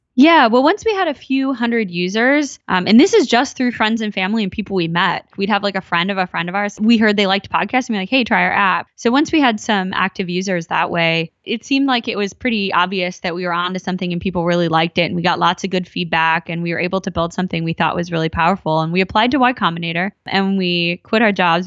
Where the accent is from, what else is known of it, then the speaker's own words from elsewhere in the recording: Minnesota, United States; moved away; also born or lived in Silicon Valley; I grew up in, uh, Minnesota.